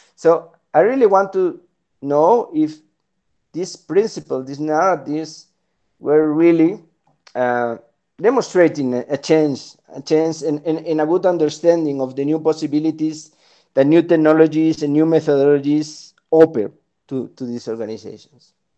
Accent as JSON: {"language": "English", "country": "Spain", "also_born_or_lived": "Chile / Peru / Colombia / Washington, D.C.", "moved": "as an adult", "lives_now": "Bogota, Colombia", "said": "I'm originally from Spain, but I've been living in, in the Americas for the last 12 years."}